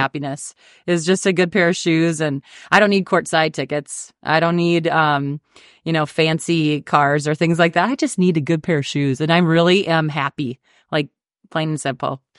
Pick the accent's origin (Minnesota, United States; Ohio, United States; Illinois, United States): Minnesota, United States; Dawson; I grew up in Dawson, Minnesota, you know, town of sixteen hundred